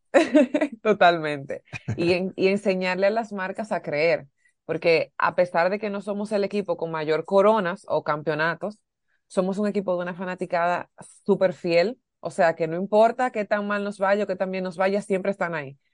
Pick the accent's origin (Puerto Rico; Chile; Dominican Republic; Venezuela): Dominican Republic; aquí en mi país